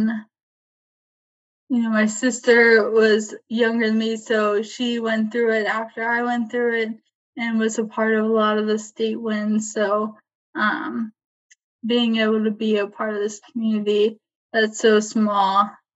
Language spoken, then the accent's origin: English; Mariemont, Ohio, United States; also born or lived in Columbus, Ohio; I grew up here in Marymount, Ohio, and Marymount City School